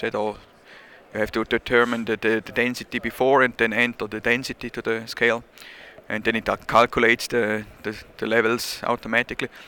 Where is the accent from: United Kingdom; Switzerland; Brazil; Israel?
Switzerland; accent: Swiss; English is a second language; I'm from Switzerland, as you maybe hear. My accent is not gone yet.